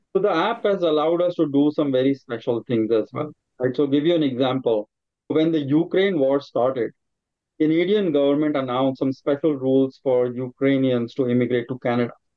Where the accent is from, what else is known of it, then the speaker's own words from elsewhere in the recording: India; moved away as an adult; now in United States; I grew up in India as well, trained as an engineer. I'm, I came to the United States about 20 years back.